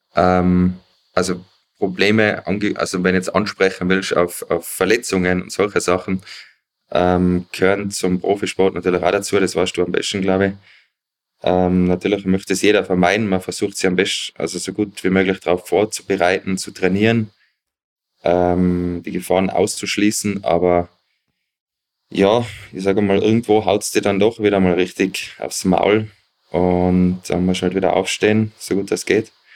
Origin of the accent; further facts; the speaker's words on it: Zillertal, Tyrol, Austria; ich komme aus dem Zillertal, bin mittlerweile 38